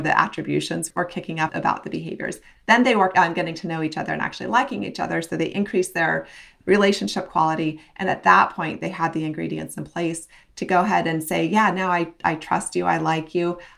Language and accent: English; Western Nebraska, United States; I grew up in Western Nebraska